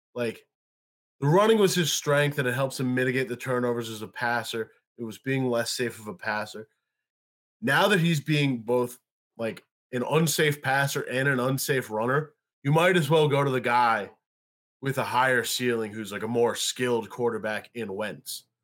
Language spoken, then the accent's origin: English; New York, United States; I am a New Yorker